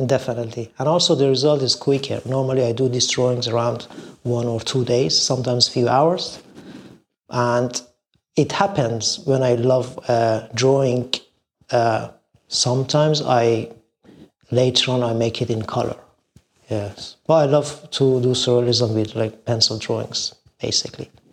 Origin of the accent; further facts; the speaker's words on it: Shiraz, Fars, Iran; now in London, United Kingdom; I was born in Iran, a beautiful city of Shiraz, in an artistic family